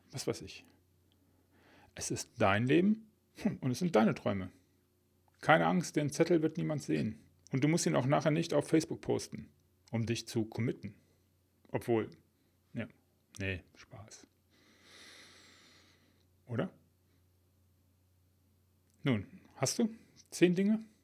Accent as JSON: {"language": "German", "region": "Rhineland", "country": "Germany", "accent": "Rhenish", "said": "Um meinen rheinischen Akzent ein bisschen wegzulassen."}